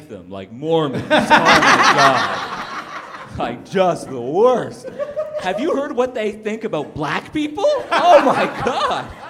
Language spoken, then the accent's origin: English; Canada; I, I was in French immersion, like all because I grew up in Canada